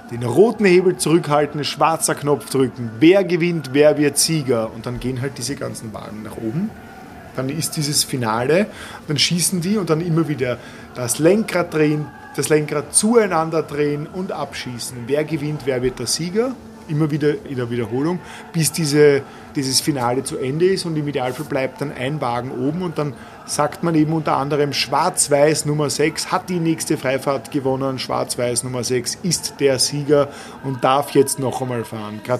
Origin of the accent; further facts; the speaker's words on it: Vienna, Austria; Ich habe meine Kindheit ausschließlich im Prater verbracht.